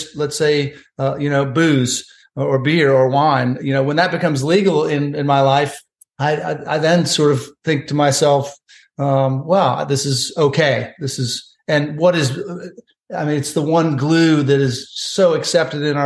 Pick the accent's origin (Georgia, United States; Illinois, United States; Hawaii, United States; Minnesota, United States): Illinois, United States; Chicago; moved away as an adult; also born or lived in Columbia, South Carolina; I moved from at age 18 from Chicago all the way to Columbia, South Carolina